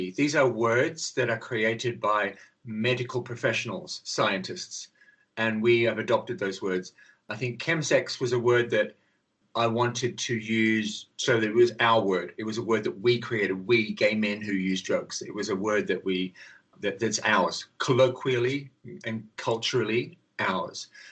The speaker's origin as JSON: {"language": "English", "country": "Australia", "moved": "yes", "lives_now": "London, United Kingdom", "said": "I'm Australian actually, but I live in London"}